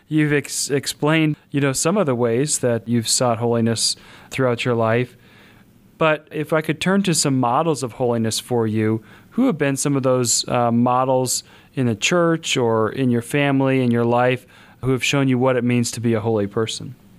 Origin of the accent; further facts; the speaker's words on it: Kansas, United States; now in South Bend, United States; I'm from Kansas